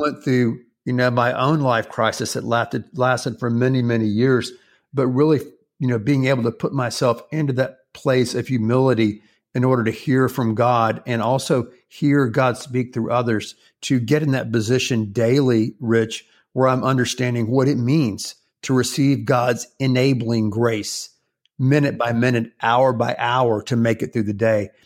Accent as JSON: {"language": "English", "region": "the Carolinas", "country": "United States", "tie": "born or raised there", "moved": "yes", "lives_now": "Houston, United States", "said": "when I was growing up in the Carolinas when I was a little boy"}